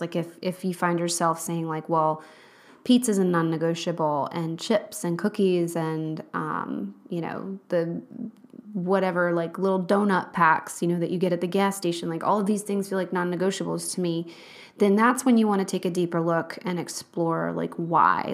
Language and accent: English; Charlottesville, Virginia, United States; moved away; I'm from Charlottesville, Virginia